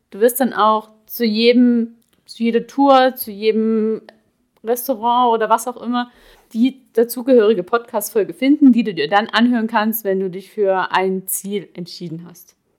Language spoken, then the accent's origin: German; Ore Mountains, Saxony, Germany; moved away as an adult; also born or lived in Dresden / Hamburg / Prague; now in Swabia, Germany; Ich bin im Erzgebirge geboren, dort auch aufgewachsen